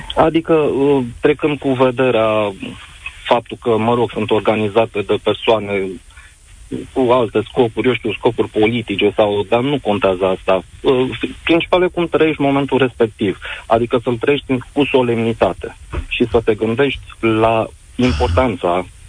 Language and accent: Romanian; Romania